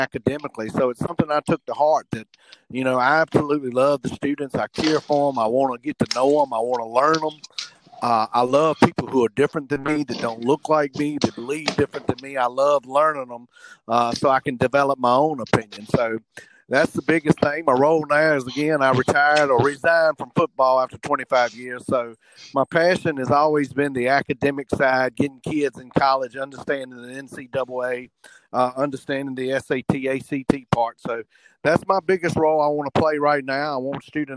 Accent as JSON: {"language": "English", "region": "Southern", "country": "United States", "accent": "Southern", "said": "my accent is a little stronger than other people's as far as Southern."}